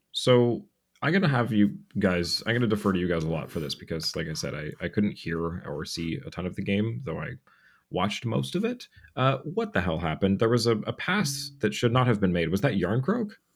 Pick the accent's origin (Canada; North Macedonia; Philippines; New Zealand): Canada; Cobourg, Ontario; my hometown of Coburg